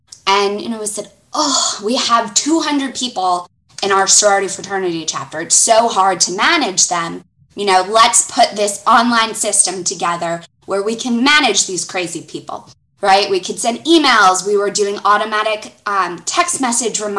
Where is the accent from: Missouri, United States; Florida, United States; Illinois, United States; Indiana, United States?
Florida, United States; Fort Lauderdale; accent: Southern; moved away as an adult; now in Atlanta, United States; I actually was born and raised in Fort Lauderdale, Florida.